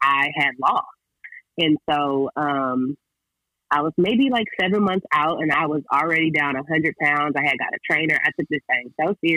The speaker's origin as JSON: {"language": "English", "region": "California", "country": "United States", "said": "I'm from California, so San Diego is literally 2 hours away from my crib"}